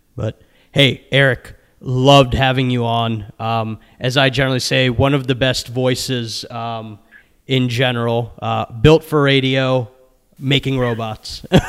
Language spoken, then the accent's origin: English; Maryland, United States; my home state of Maryland